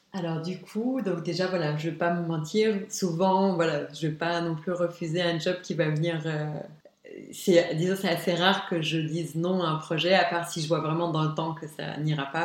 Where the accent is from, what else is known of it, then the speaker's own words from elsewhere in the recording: Luxembourg; also born or lived in Arlon, Belgium / Esch-sur-Alzette, Luxembourg; C'est vrai que je suis née à Arlon, mais je, suis juste née, j'ai jamais vécu. J'ai toujours vécu à Luxembourg